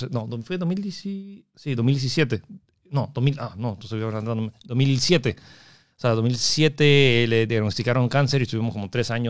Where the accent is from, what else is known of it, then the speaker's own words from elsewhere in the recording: United States; born there; moved away; Sí, nací ahí y luego me, me fui.